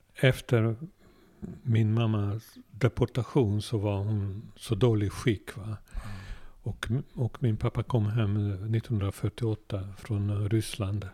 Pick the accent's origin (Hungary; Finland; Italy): Hungary; Budapest; Swedish is a second language; moved away as an adult; now in Sweden; vi bodde mitt i stan i Budapest